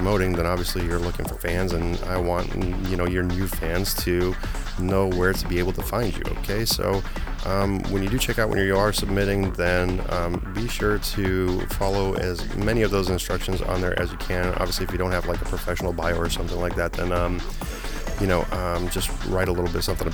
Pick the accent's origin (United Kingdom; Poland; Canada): Poland; moved away; I was born in Poland